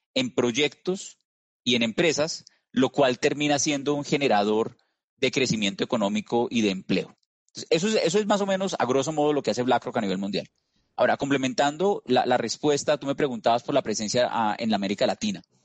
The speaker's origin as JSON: {"language": "Spanish", "country": "Colombia", "said": "como escuchas por mi acento, no soy peruano, soy colombiano"}